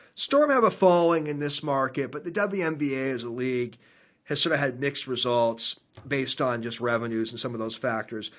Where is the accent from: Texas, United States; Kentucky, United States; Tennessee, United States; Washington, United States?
Washington, United States; Seattle; growing up in Seattle in the eighties